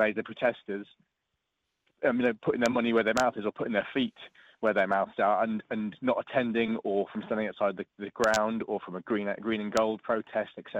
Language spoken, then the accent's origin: English; Norfolk, East of England, United Kingdom; I grew up in Norfolk